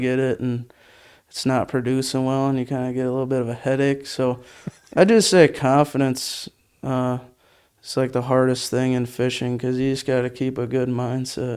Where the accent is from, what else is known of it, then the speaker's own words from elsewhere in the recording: Menasha, Wisconsin, United States; I grew up in Menasha